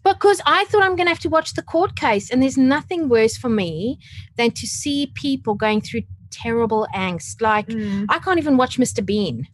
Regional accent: South Africa; now in Australia; growing up in South Africa, but I have been here in Australia for almost 13 years

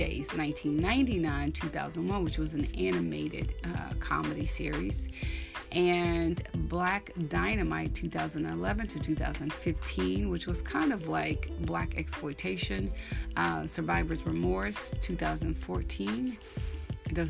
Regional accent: Texas, United States; I am from Texas, so I grew up with very traditional values

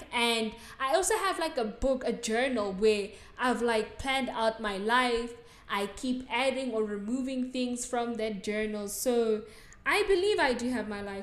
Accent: South Africa; accent: South African; So, yeah, no, I'm not from England. I'm from South Africa. And I am South African. I sound South African

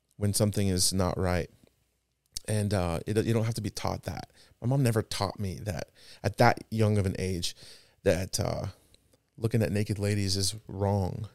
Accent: Presidio, Texas, United States; also born or lived in El Paso, Texas; we moved from El Paso to a small little town, I've mentioned it before. And it's about four hours south of, uh, El Paso. It's called Presidio

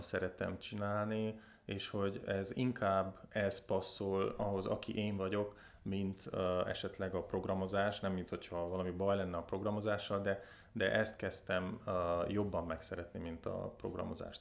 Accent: Covasna, Covasna County, Romania; also born or lived in Brașov; én a kovásznai származású vagyok, kovásznán nőttem fel.

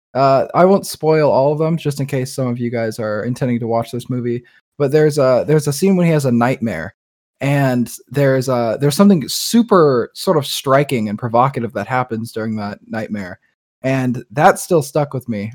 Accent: United States; we're very American people

